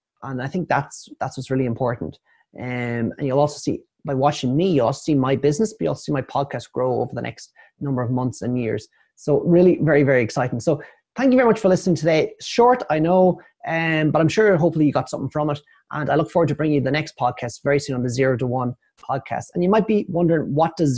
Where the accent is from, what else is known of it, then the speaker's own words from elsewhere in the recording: Ireland; I am Irish.